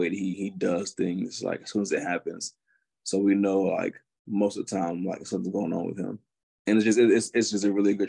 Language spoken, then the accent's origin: English; Augusta, Georgia, United States; moved away as an adult; now in Wisconsin, United States; I am from Augusta, Georgia